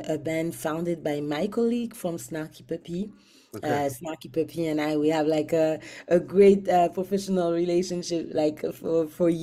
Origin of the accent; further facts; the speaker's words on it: Guadeloupe; moved away as an adult; now in Montreal, Canada; I'm from Guadeloupe, but I've been based in Montreal for a very long time.